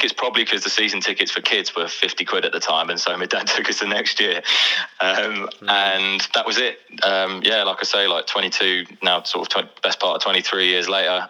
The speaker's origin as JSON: {"language": "English", "region": "London", "country": "United Kingdom", "tie": "born or raised there", "said": "I grew up in East Ham"}